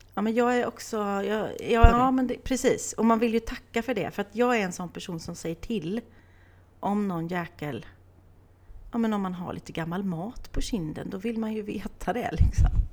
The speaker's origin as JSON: {"language": "Swedish", "town": "Åmål", "region": "Västra Götaland", "country": "Sweden", "tie": "born or raised there", "said": "jag är uppvuxen i Åmål"}